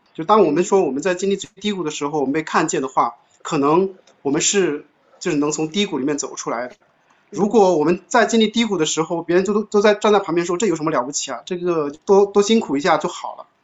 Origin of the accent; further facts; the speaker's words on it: China; 我们中国人